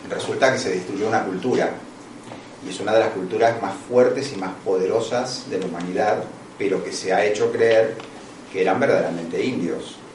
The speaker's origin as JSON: {"language": "Spanish", "country": "Argentina", "also_born_or_lived": "Italy", "said": "Yo estoy hablando como argentino, pero también estoy hablando como italiano."}